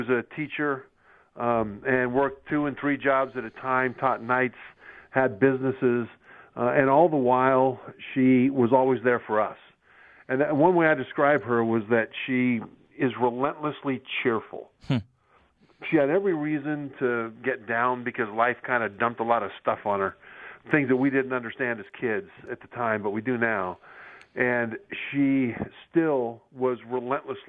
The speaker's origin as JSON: {"language": "English", "town": "Sacramento", "region": "California", "country": "United States", "tie": "born or raised there", "also_born_or_lived": "Utah", "moved": "as an adult", "said": "I grew up in Sacramento, California, Rio Americano High School"}